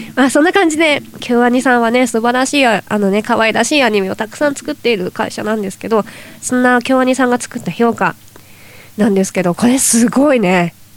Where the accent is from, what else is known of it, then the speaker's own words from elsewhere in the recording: Toyama, Japan; うちの地元富山県